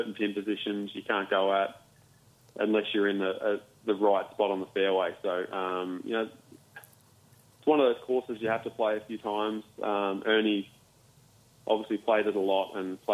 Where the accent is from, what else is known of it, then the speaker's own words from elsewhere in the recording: Warrnambool, Victoria, Australia; also born or lived in Melbourne; I grew up in Warrnambool, but played a lot of my golf, most of my golf in Melbourne.